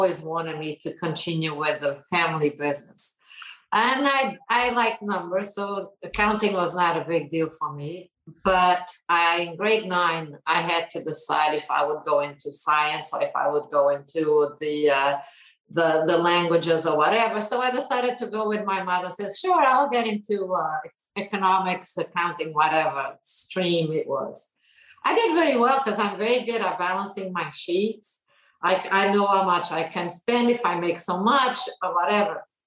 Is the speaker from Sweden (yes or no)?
no; Portugal; English is a second language; moved away as an adult; also born or lived in Toronto, Canada; I was born in Portugal and I graduated from pharmacy here